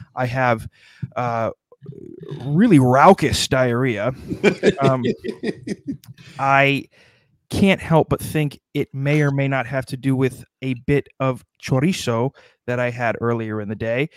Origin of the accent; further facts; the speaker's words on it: South Dakota, United States; my home state of South Dakota